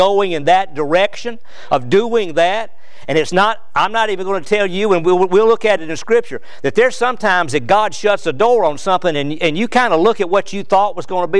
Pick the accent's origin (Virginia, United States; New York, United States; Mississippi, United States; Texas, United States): Virginia, United States; Danville; moved away as an adult; also born or lived in Providence, North Carolina; now in Kentucky, United States; my hometown, which was Danville, Virginia